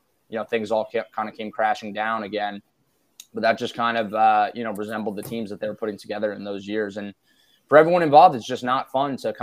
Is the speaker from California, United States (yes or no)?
no; New Jersey, United States; I grew up in New Jersey and I grew up following the Mets